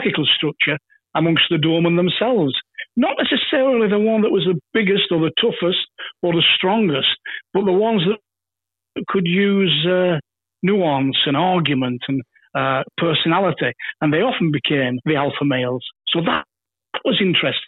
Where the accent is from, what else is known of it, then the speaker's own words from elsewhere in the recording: England, United Kingdom; As a young lad growing up in England